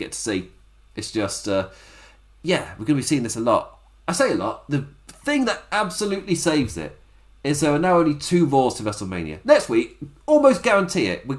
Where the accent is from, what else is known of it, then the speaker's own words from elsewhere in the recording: England, United Kingdom; I've lived in England my entire life